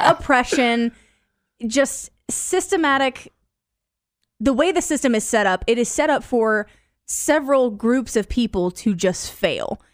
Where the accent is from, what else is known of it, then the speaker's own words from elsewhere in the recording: Decatur, Illinois, United States; also born or lived in Mount Zion; I grew up, I grew up in Decatur